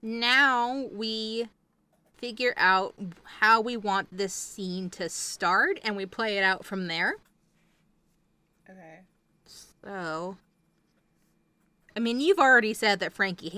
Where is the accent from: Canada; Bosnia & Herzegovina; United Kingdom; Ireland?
Ireland; accent: Irish; now in United States; I definitely originated in Ireland and I just kind of traveled. I don't really have my Irish accent anymore. I think I've been stateside long enough to kind of pick up all of the stateside accents.